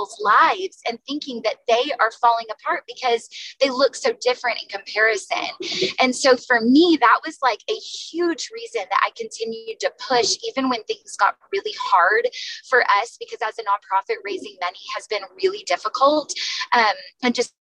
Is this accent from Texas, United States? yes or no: yes; Texas, United States; now in San Diego, United States; I'm from the South. And so in Texas